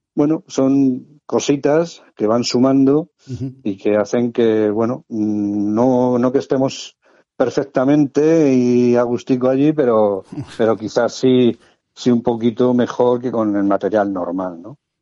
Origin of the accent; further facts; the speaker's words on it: Madrid, Community of Madrid, Spain; moved away as an adult; now in Cartagena, Spain; Nací en Madrid. Por cuestión de trabajo aprobé las oposiciones de bombero en Cartagena y bueno, pues ya está, llevo ya viviendo 34 o 35 años en Cartagena